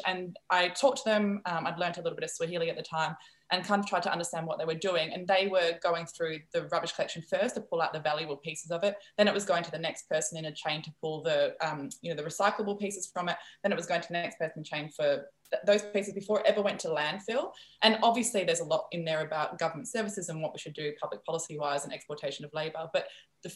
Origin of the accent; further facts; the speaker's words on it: Netherlands; first language Dutch; English is a second language; moved away as an adult; also born or lived in rural Cambodia / Brisbane; I'm from the Netherlands. Dutch is my first language